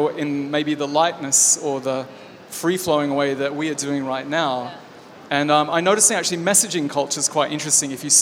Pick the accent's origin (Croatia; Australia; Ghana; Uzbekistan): Australia; I'm Australian